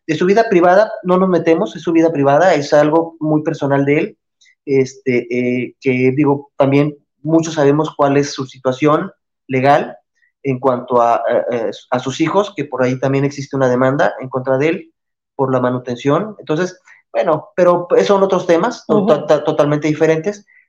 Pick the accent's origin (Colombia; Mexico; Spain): Mexico; yo mucha honra digo, soy mexicano